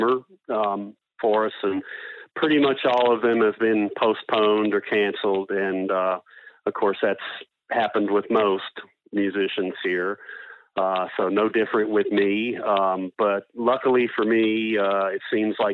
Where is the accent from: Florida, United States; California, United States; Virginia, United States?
Virginia, United States; Northern; moved away as an adult; also born or lived in Washington, D.C.; now in Everett, Canada; Grew up in Northern Virginia.